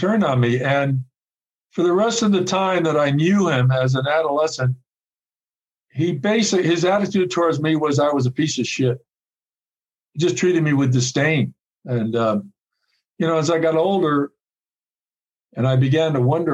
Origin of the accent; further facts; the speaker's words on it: New York City, New York, United States; I grew up in New York City.